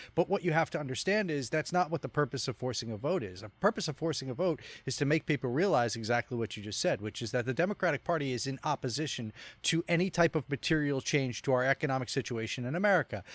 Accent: Rhode Island, United States; my home state, Rhode Island

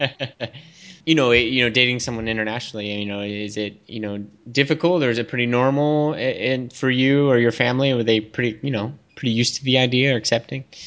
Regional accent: Texas, United States; now in Philippines; I grew up in Texas

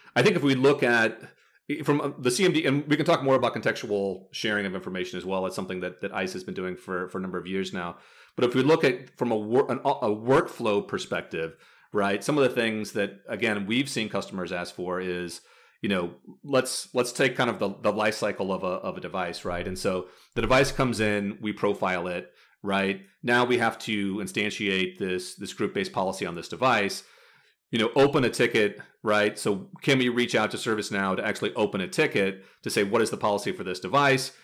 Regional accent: Midwest, United States; now in California, United States; I'm from the Midwest originally, uh, and I live in California now

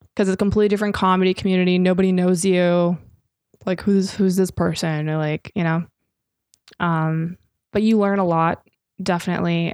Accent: Minnesota, United States; I'm from Minnesota.

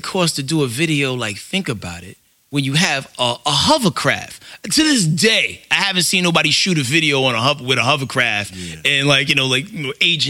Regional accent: New York City, New York, United States; I'm from the Bronx.

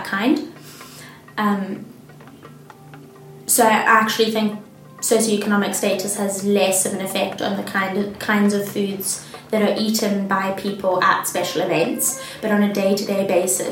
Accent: Gaborone, Botswana; moved away as an adult; also born or lived in Johannesburg, South Africa; now in Edinburgh, United Kingdom; I live in Scotland, even though I grew up in Botswana

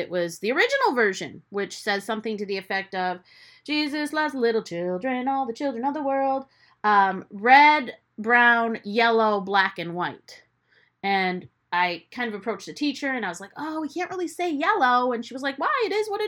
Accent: United States; as a kid growing up first generation here

